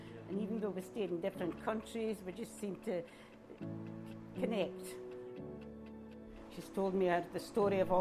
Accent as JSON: {"language": "English", "town": "Aberdeen", "region": "Scotland", "country": "United Kingdom", "said": "I come from Aberdeen, Scotland"}